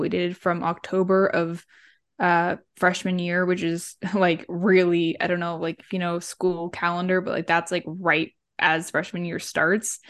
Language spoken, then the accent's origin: English; Central California, United States; moved away as an adult; now in Ohio, United States; I grew up in Central California